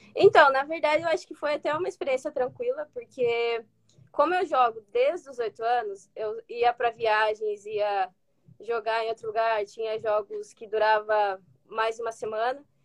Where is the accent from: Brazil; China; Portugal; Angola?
Brazil; Ponta Grossa, Paraná; moved away as an adult; also born or lived in Curitiba; now in United States; eu sou lá de Ponta Grossa, do Paraná, cidade pequena